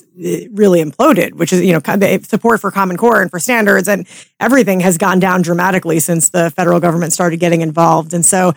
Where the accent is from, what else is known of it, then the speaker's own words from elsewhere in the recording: New York, United States; I grew up in New York in the 80s